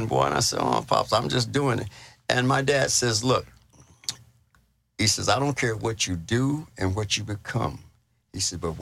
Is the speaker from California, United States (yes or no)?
yes; Los Angeles, California, United States; moved away; also born or lived in Chino, California; I was born and raised in Los Angeles, California